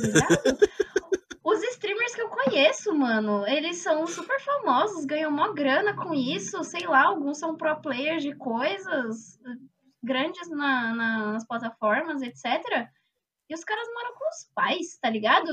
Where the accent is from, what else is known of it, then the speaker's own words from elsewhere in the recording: São Paulo, Brazil; eu sou da Zona Leste de São Paulo e o meu campus fica em Osasco